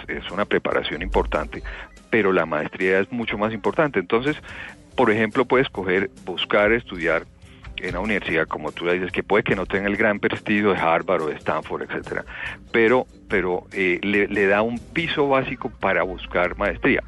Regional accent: Colombia

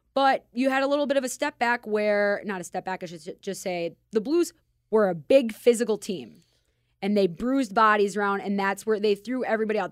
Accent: Minnesota, United States; accent: Minnesota; now in Las Vegas, United States; I'm from Minnesota, and as you can tell by my accent

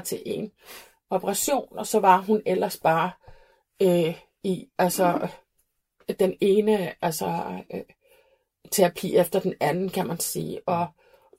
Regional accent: Reykjavik, Iceland; accent: Icelandic; Danish is a second language; moved away as an adult; also born or lived in Flatey, Westfjords, Iceland; now in Copenhagen, Denmark; Jeg er født og opvokset på Island

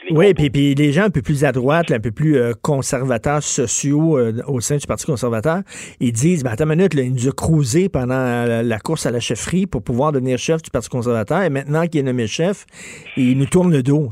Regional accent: Montreal, Quebec, Canada; j'ai grandi à Verdun, près de Pointe-Saint-Charles

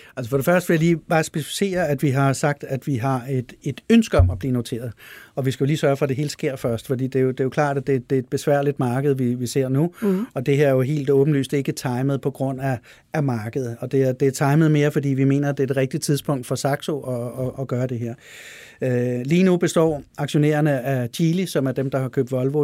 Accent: Denmark; jeg er dansker

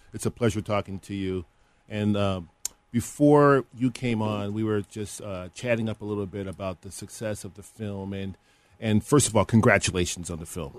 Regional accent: University Park, Illinois, United States; I grew up in Will County, uh, Mr. Elder. Will County is a southern uh, area in the northern part of Illinois

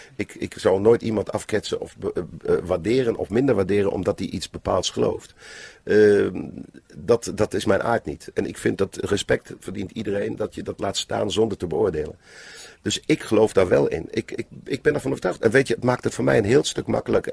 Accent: Bensberg, North Rhine-Westphalia, Germany; Dutch is a second language; moved away; in Bensberg, waar ik vandaan kom

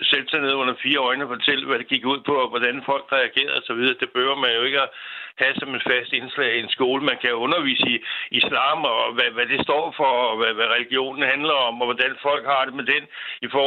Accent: Denmark; os som danskere

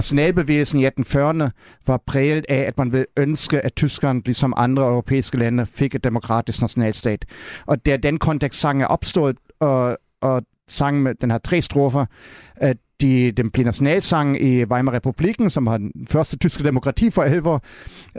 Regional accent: Berlin, Germany; Danish is a second language; now in Denmark; i Vestberlin, hvor jeg er opvokset

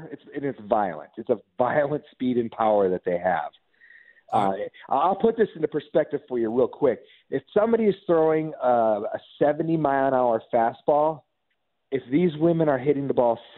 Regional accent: Upper Peninsula of Michigan, United States; also born or lived in Orlando / Los Angeles; now in Atlanta, United States; grew up in the upper peninsula of Michigan, just off of Quebec.

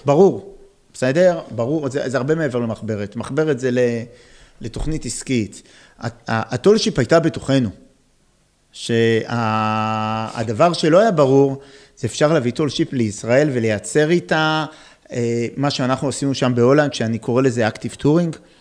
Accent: Israel; also born or lived in Netherlands

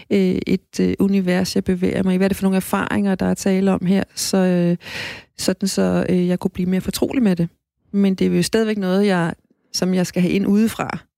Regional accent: Greenland; jeg er jo ikke grønlandsk barn. Jeg, øh, jeg var et dansker barn i Grønland.

